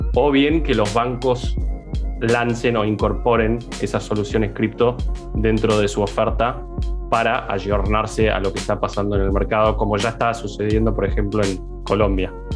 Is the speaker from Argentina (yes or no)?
yes; Argentina